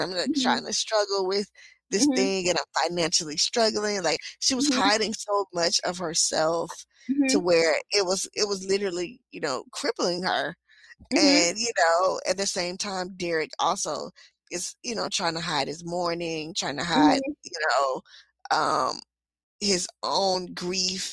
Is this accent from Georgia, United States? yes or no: yes; Georgia, United States; I'm from Georgia